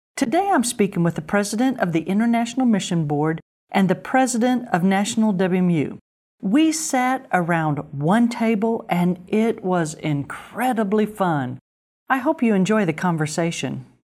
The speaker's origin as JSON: {"language": "English", "region": "Southern Illinois", "country": "United States", "tie": "born or raised there", "said": "I grew up in the Midwest in a tiny Southern Baptist church in Southern Illinois"}